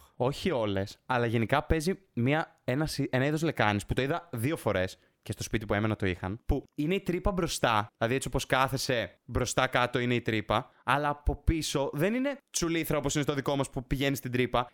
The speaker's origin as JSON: {"language": "Greek", "country": "Greece", "said": "η φύση μας σαν Έλληνες"}